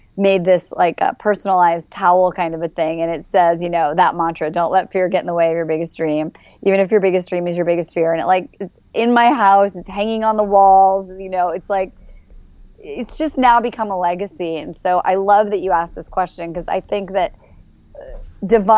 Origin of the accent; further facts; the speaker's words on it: Midwest, United States; moved away; also born or lived in Los Angeles; I grew up in the Midwest, nice Jewish family